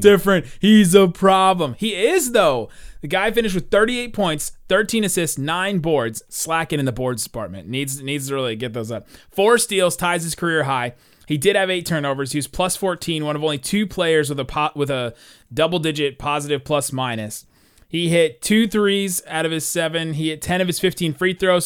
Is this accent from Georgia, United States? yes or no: no; Cincinnati, Ohio, United States; I'm from Cincinnati